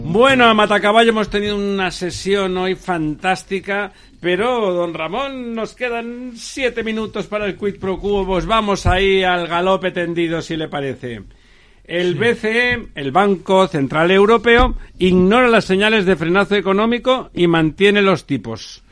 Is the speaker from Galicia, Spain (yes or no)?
no; Catalonia, Spain; now in Madrid, Spain; soy catalán también, aquí he emigrado